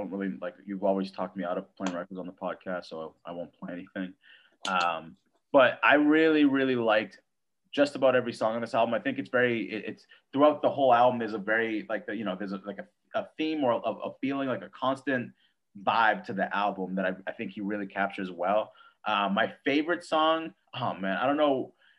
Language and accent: English; Atlanta, Georgia, United States; I'm from Atlanta. So maybe that's what I feel like that's what happened.